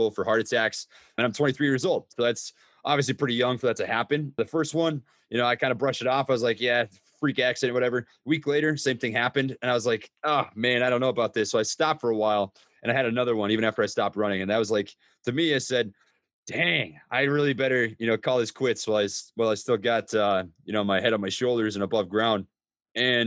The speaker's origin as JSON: {"language": "English", "region": "Minnesota", "country": "United States", "tie": "born or raised there", "accent": "Midwestern", "moved": "as an adult", "lives_now": "Oklahoma, United States", "said": "I grew up in Minnesota. I've lived a couple different places, but I claim that as my residence because that's where I live for the most of my life. Don't know if you can hear my Midwestern accent"}